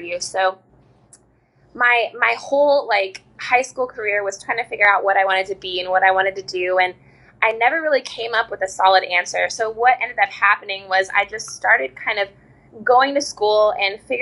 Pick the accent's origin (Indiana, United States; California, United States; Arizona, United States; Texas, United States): Indiana, United States; Southern; also born or lived in Nashville, Tennessee; now in New Orleans, United States; I am originally from Southern Indiana, and I moved to New Orleans from Nashville about 8 months ago